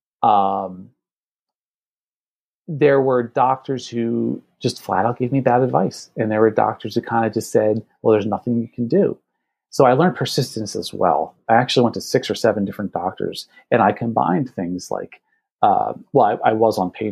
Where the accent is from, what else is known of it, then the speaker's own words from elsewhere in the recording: New Jersey, United States; I'm here in the Northeast. I'm from New Jersey